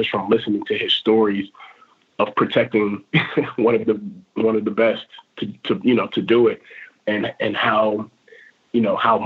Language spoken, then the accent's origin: English; Montross, Virginia, United States; I'm from Montrose.